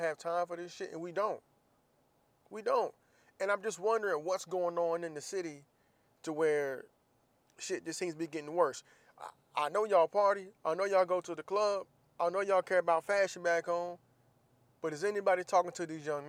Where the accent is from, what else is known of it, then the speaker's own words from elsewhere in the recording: Jacksonville, Florida, United States; moved away as an adult; I'm from Jacksonville, Florida